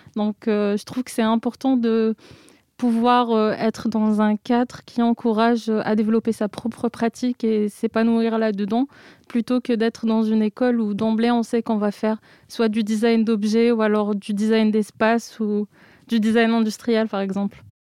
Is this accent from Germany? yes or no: no; Algeria; moved away as an adult; now in Marseille, France; j'ai vécu toute ma vie en, Algérie et du coup le nord de l'Afrique.